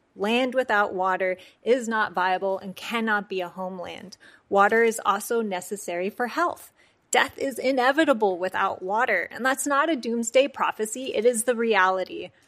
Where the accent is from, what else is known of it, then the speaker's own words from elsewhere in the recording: United States; I was born on the Navajo Nation